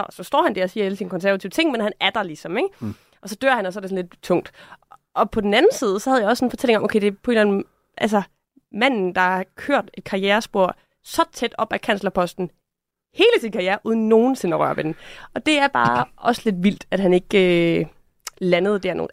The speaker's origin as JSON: {"language": "Danish", "country": "Denmark"}